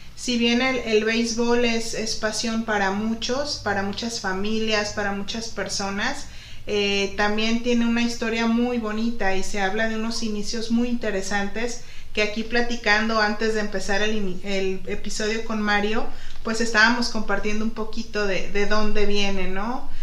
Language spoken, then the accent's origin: Spanish; Guadalajara, Jalisco, Mexico; moved away as an adult; now in Ensenada, Mexico; yo soy de Guadalajara, Jalisco y, y pues realmente en la familia donde yo me crié